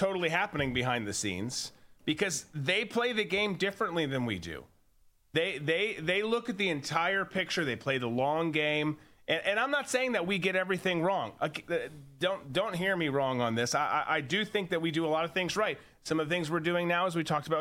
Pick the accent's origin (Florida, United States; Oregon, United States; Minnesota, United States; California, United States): Minnesota, United States; my home state, my birth state of Minnesota